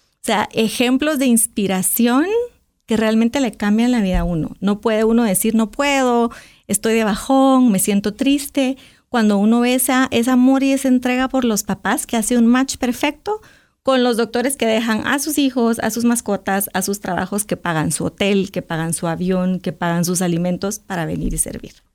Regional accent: Guatemala; a uno como guatemalteco

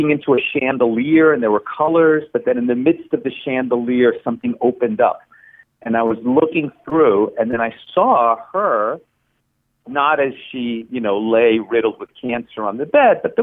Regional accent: the New York area, United States; born or raised there; first language Spanish; English is a second language; also born or lived in Chile

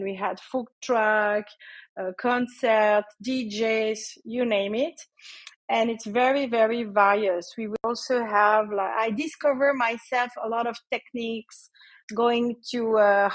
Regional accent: Switzerland; moved away as an adult; also born or lived in Asia; So I'm in Switzerland, actually. I'm Swiss in Switzerland

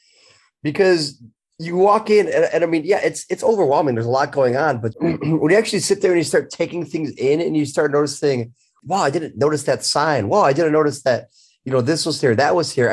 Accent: Chicago, Illinois, United States; growing up in Chicago

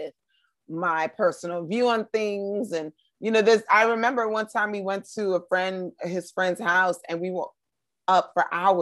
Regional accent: New York, United States; I grew up in New York

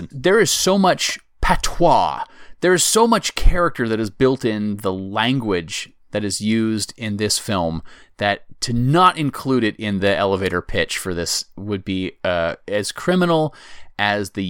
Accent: United States; as an American

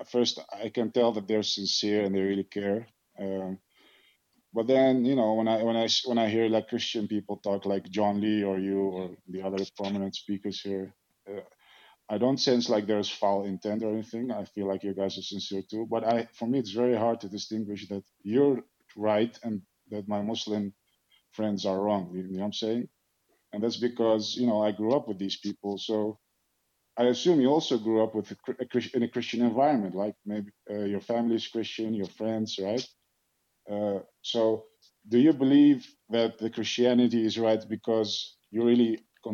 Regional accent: Netherlands; also born or lived in Iraq; I'm Arabic background, but I grew up in Holland since I fled the war in Iraq.

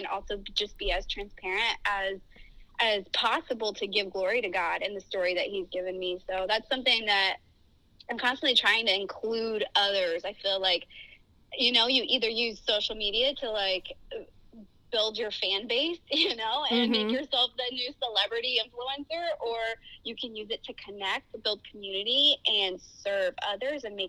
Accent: Miami, Florida, United States; moved away as an adult; now in Orange County, United States; I grew up in Miami, Florida, where my parents were pastors at a church and missionaries

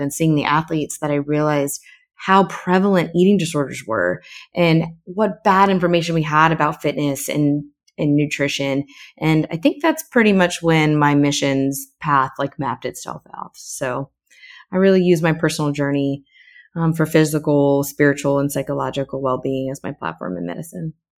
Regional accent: Florida, United States; moved away as an adult; also born or lived in Saint Martin / New York / Baltimore / Texas; I'm originally from Florida

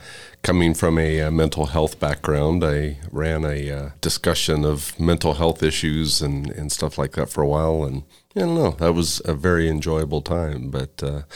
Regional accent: Pinedale, Wyoming, United States; also born or lived in Casper, Wyoming; I was born and raised in Wyoming.

